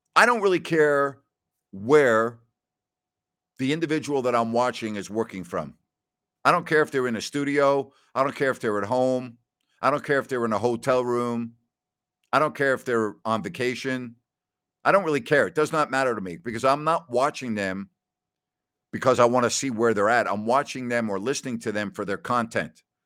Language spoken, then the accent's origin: English; New York, United States; moved away as an adult; also born or lived in Northwest Ohio / Decatur, Illinois; now in California, United States; I grew up in a cold environment in the wintertime in New York, and then I went to college in Northwest Ohio